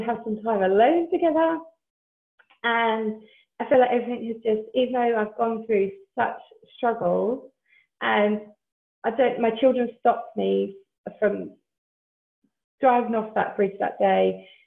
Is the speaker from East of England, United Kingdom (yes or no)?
yes; Essex, East of England, United Kingdom; moved away as an adult; now in South Wales, United Kingdom; I'm actually originally from Essex, but my husband and I decided to move um, to South Wales about six and a half years ago now.